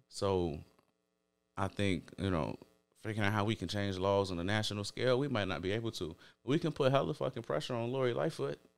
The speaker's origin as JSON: {"language": "English", "town": "Chicago", "region": "Illinois", "country": "United States"}